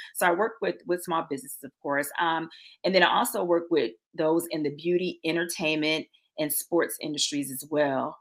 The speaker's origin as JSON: {"language": "English", "town": "Norfolk", "region": "Virginia", "country": "United States", "moved": "as an adult", "lives_now": "Atlanta, United States", "said": "I'm originally from Norfolk, Virginia."}